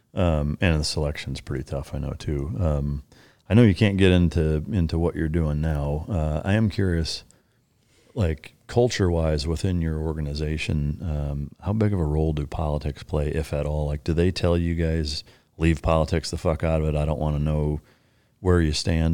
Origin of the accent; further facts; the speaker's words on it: Iowa, United States; growing up in Iowa